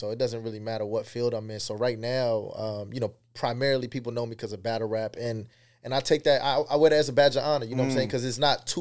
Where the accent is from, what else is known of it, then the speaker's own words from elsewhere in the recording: Tampa, Florida, United States; also born or lived in Queens, New York; I say Tampa because this is where I got my first fight